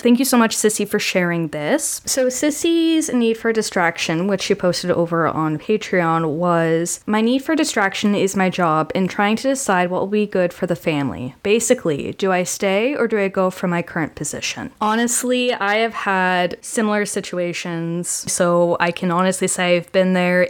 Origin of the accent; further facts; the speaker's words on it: Canada; I'm very Canadian